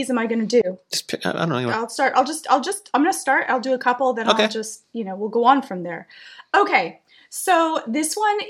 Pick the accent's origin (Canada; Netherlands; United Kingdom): Canada; we're Canadian.